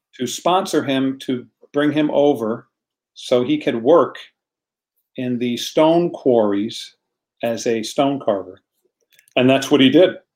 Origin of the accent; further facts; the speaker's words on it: United States; I am American. I was born in America, uh, but Italy is in my blood.